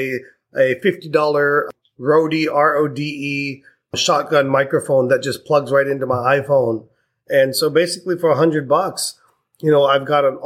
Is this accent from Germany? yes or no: no; India; I'm Indian